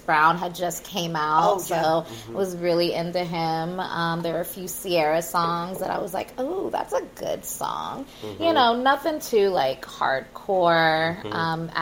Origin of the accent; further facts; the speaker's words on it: Brazil; I'm Brazilian